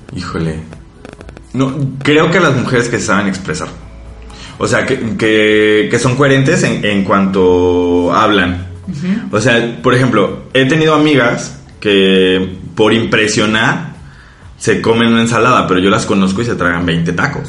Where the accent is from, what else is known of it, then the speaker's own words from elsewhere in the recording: Mexico; moved away; nosotros como mexicanos